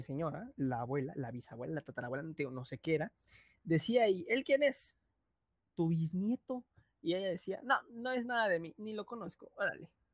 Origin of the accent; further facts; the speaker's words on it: Mexico; desde nuestro punto de vista mexicano